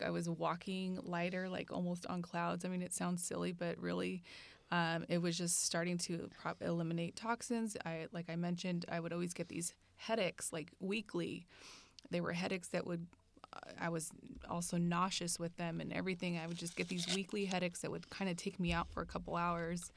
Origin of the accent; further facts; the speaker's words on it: Bay Area, California, United States; also born or lived in Central Valley, California; Grew up in the Bay Area